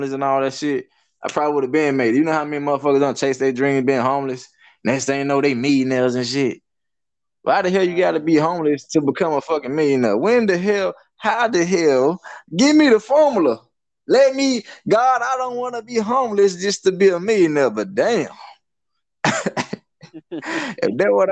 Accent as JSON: {"language": "English", "town": "Hartsville", "region": "South Carolina", "country": "United States", "tie": "born or raised there", "said": "a little country area called Birdtown. I mean, that's like on the outskirts of Hartsville, Side Hill. It's in Darlington County"}